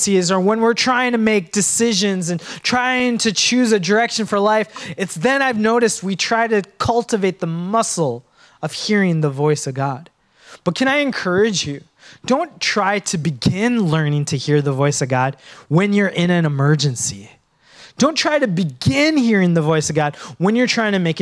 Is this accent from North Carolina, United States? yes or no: no; Minnesota, United States; Now, I was born in Minnesota, and I went back to my motherland, Sri Lanka